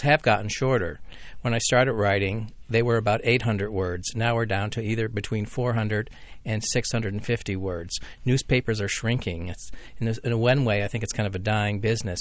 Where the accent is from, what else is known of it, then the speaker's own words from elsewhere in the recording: Laurel, Maryland, United States; I grew up in Laurel, Maryland